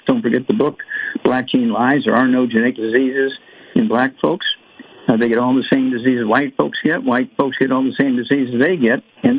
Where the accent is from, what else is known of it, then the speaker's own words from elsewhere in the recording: Missouri, United States; let's go to my home state, Missouri